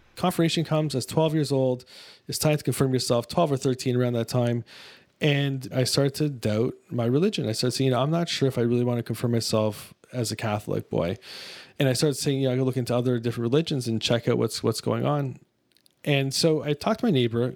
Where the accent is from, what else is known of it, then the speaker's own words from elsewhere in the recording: Mississauga, Ontario, Canada; I was raised in Mississauga, Ontario, which is a suburb of Toronto.